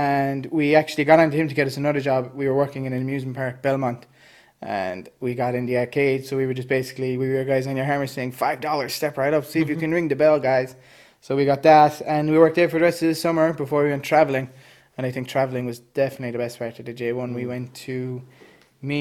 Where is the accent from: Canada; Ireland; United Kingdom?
Ireland; Cork, Munster; we grew up in Frankfield, so that would have been the Douglas area